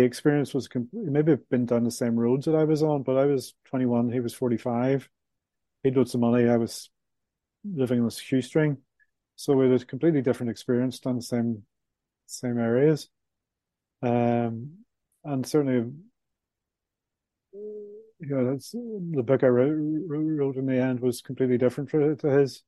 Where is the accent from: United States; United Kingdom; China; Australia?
United Kingdom; Belfast, Northern Ireland; moved away as an adult; mid 60s from Belfast, Northern Ireland. I was brought up in the Troubles, as we called it